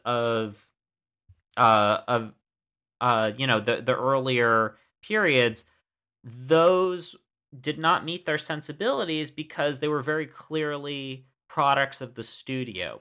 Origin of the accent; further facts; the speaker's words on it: United States; as an American